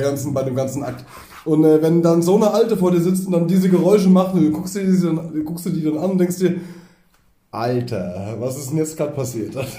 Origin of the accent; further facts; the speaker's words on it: East Germany, Germany; wir kommen ja aus dem Osten, wir hatten wenig Geld